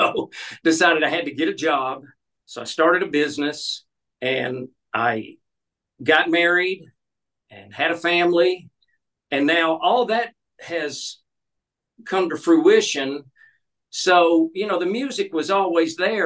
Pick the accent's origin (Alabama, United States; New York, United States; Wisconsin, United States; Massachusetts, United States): Alabama, United States; moved away as an adult; also born or lived in Burbank, California; I was born and raised in Alabama